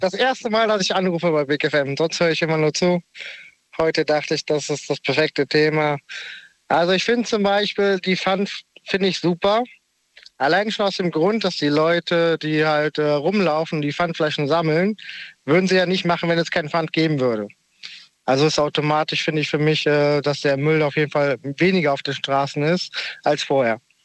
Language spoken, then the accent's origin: German; near Cologne, North Rhine-Westphalia, Germany; ich komme aus der Nähe von Köln.